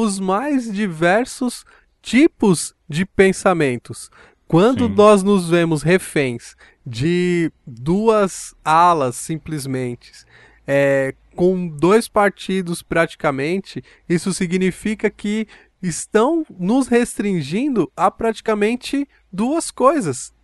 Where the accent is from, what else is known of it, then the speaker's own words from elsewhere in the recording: Brazil; Eu sou brasileiro